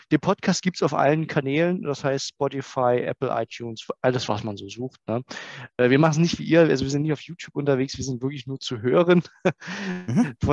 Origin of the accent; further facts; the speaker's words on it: Saxony, Germany; Ja, ihr habt schon gesagt, Mike, ich komme äh, aus der Nähe von Dresden